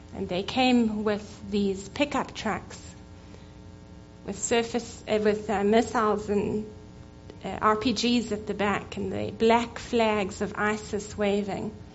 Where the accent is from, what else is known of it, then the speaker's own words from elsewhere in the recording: Cape Town, Western Cape, South Africa; I was born in Cape Town in South Africa to Assemblies of God Pentecostal missionaries that planted churches in southern Africa